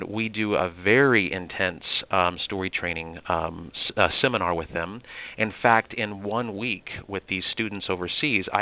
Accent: United States

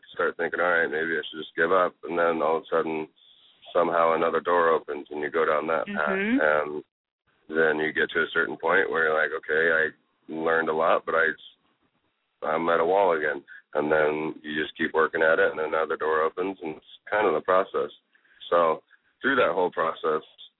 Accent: a small town in Northern Indiana, United States; moved away; I grew up in a town of, I think it was 1,500 people

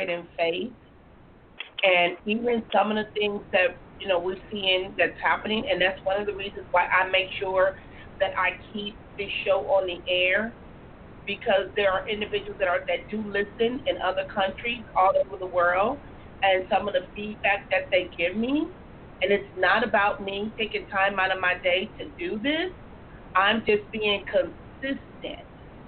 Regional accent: Compton, California, United States; growing up in Compton

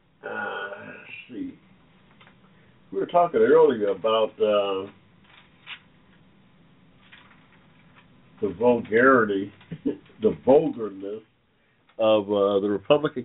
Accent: Atlanta, Georgia, United States; I'm from Atlanta, Georgia

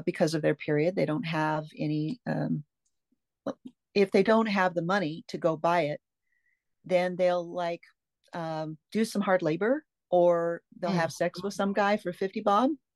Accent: Tacoma, Washington, United States; moved away as an adult; now in Pasco, United States; I grew up mostly on the West Coast, Tacoma, Edgewood, Puyallup, that area.

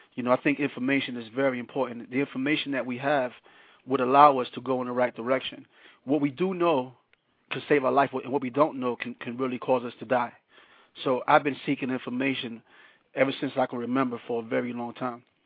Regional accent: New York City, New York, United States; also born or lived in Panama; born in Panama, raised in Brooklyn, New York

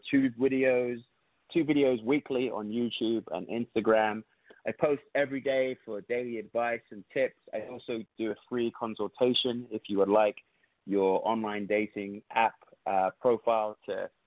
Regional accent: London, United Kingdom; now in United States; I'm from London

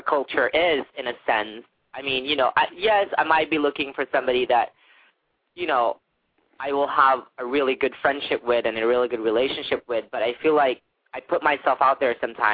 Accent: Philippines; being Filipino

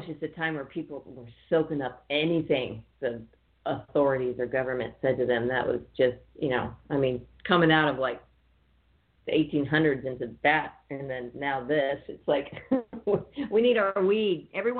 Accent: California, United States; I'm originally from California

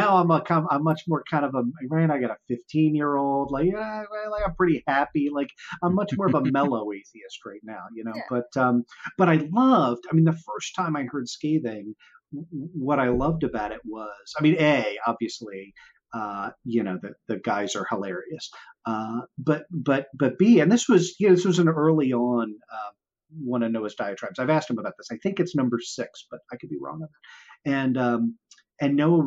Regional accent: Baltimore, Maryland, United States; also born or lived in Washington, D.C.; I grew up in Baltimore and I knew I wanted to like relocate back to Baltimore

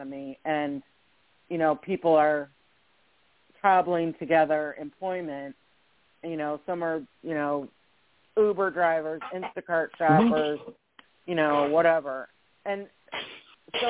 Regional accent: Michigan, United States; I grew up in Michigan

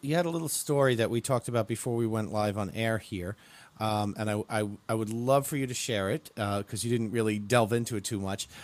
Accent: Long Island, New York, United States; we're from Long Island, you know we have that, that … connection.

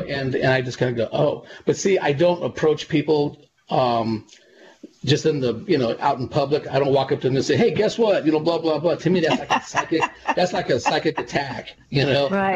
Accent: California, United States; my hometown and um, in California

